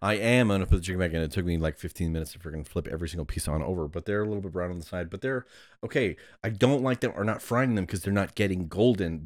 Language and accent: English; Ohio, United States; also born or lived in California; I was born in California and then moved to Hebrew for about eighteen months and then moved to Ohio